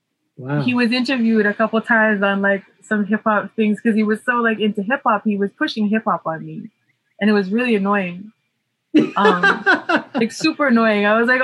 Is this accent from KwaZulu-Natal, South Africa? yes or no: no; Cape Town, Western Cape, South Africa; like the places that I grew up in Cape Town were not so safe.